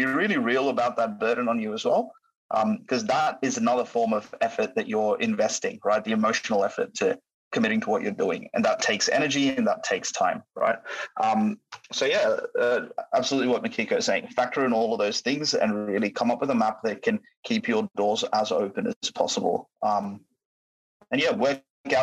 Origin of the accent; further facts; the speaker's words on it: Australia; moved away as an adult; also born or lived in United Kingdom; as an Australian citizen in the UK